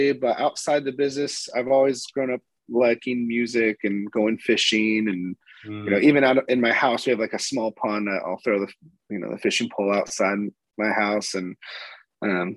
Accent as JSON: {"language": "English", "town": "Sandpoint", "region": "Idaho", "country": "United States", "moved": "as an adult", "lives_now": "Florida, United States", "said": "I'm from North Idaho, Sandpoint, Idaho"}